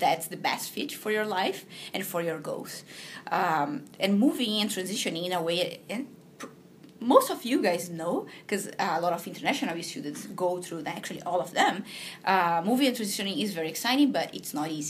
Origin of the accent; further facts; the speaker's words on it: Brazil; moved away as an adult; also born or lived in Montreal, Canada / São Paulo, Brazil; now in Toronto, Canada; I'm originally from Brazil, and I moved to Canada about 5 years ago